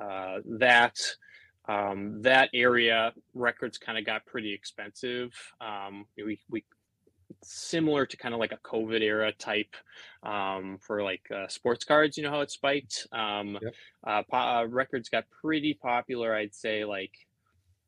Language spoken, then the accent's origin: English; Duluth, Minnesota, United States; I grew up in Duluth, Minnesota, which is right on the tip of Lake Superior